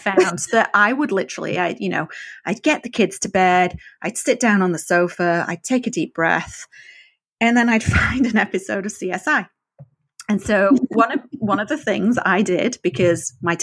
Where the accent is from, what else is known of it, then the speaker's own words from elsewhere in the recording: the north of England, United Kingdom; first language English; moved away; I learned English in the north of England